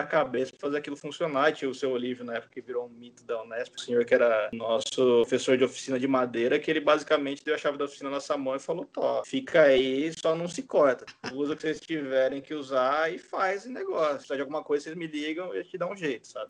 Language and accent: Portuguese; Bauru, São Paulo, Brazil; moved away as an adult; also born or lived in Cuiabá, Mato Grosso / Bahia; eu sou de Bauru, né? Sou, não sou nascido, mas fui criado em Bauru. Eu, na verdade, nasci no, em Cuiabá, no Mato Grosso, porque meu pai trabalhava lá, mas eu, puta, desde os seis meses de idade, morei em Bauru